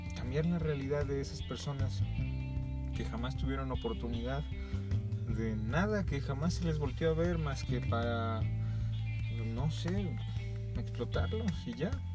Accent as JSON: {"language": "Spanish", "country": "Mexico", "said": "nuestra inercia histórica como mexicanos"}